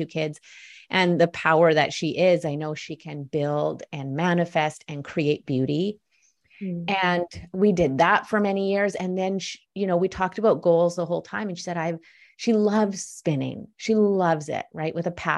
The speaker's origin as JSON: {"language": "English", "town": "Vancouver", "region": "British Columbia", "country": "Canada", "also_born_or_lived": "Ottawa", "said": "So over 10 years ago, I moved home to Vancouver from Ottawa."}